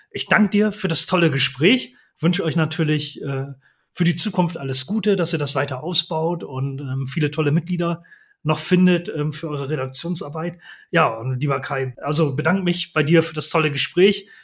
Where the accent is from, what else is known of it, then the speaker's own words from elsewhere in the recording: Bremen, Germany; Ich komme ja nun auch aus der Bremer Ecke